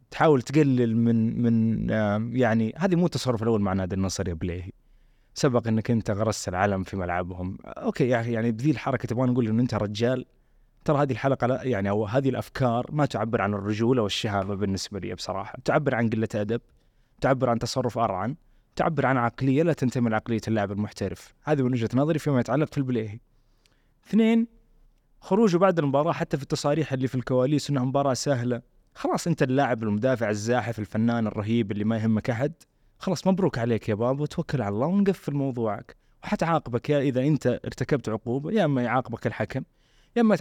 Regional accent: Saudi Arabia; بس احنا كسعوديين عندنا معاك ارتباط عاطفي مره مهم

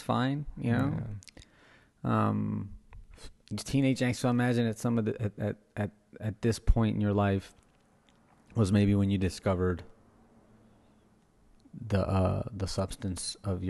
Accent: Oberlin, Louisiana, United States; Yeah, I grew up in Oberlin, Louisiana.

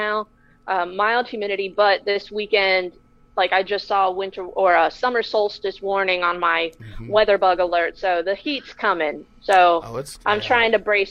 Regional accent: Florida, United States; growing up in Florida

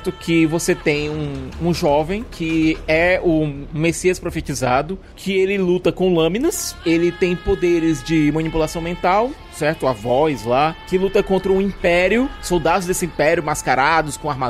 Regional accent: Belford Roxo, Rio de Janeiro, Brazil; Sou de Belfor Roxo, Rio de Janeiro

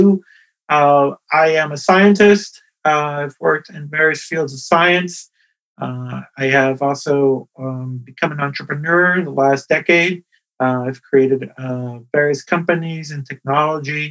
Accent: Ponce, Puerto Rico; I was born in Puerto Rico, in the town of Ponce

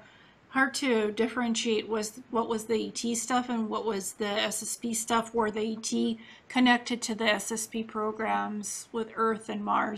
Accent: Canada; also born or lived in Ukraine / Israel; Then I moved to Canada

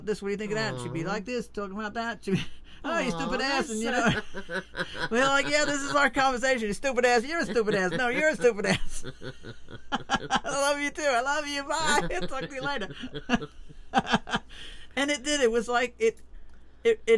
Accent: Long Island, New York, United States; moved away; also born or lived in South Florida, United States; growing up in Long Island

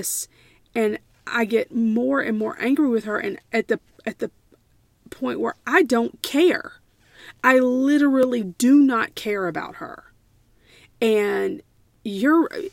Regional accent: United States; as an American historian

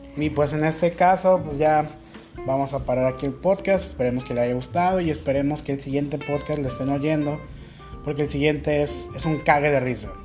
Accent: Guadalajara, Jalisco, Mexico; moved away as an adult; now in Huaquillas, Ecuador; Yo, de Guadalajara

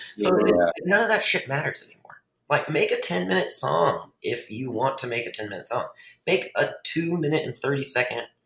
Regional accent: Fort Worth, Texas, United States; in Fort Worth, which is my hometown

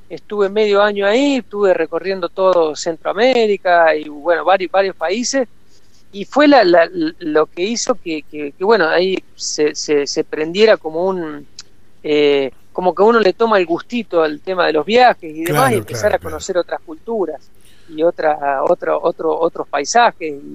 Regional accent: Córdoba, Argentina; also born or lived in Santa Fe Province; soy oriundo del canal, y mi, en realidad en realidad mi padre viene de Rufino, que estás en Santa Fe, así que bueno, se puede decir que soy mitad santafesino, mitad cordobés

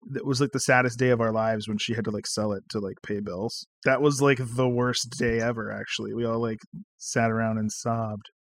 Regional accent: North Carolina, United States; we grew up in North Carolina

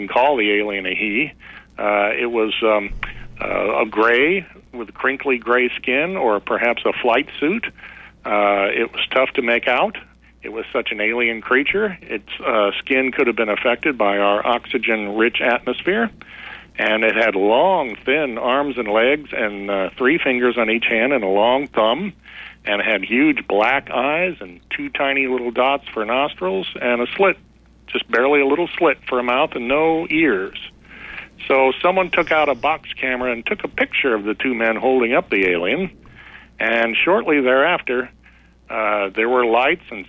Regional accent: Cape Girardeau, Missouri, United States; It's my hometown

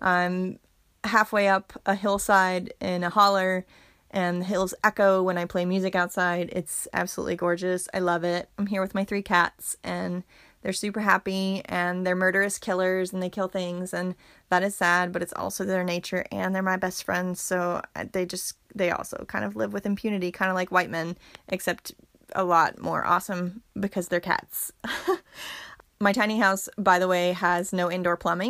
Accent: Berea, Kentucky, United States; also born or lived in Somerset, Kentucky; I grew up in Berea as a kid for the first 9 years of my life

